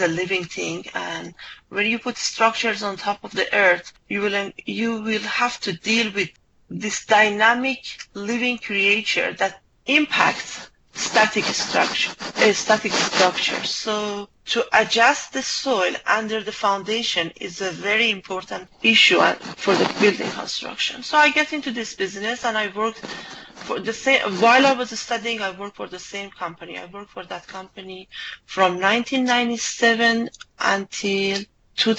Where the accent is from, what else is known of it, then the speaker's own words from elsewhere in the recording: Iran; moved away as an adult; I grew up in Iran after the revolution